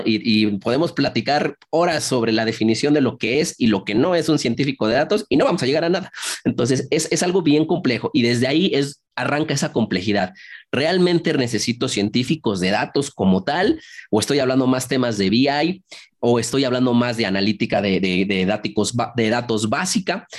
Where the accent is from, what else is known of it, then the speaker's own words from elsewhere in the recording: Mexico; yo estoy en México, soy originario aquí de México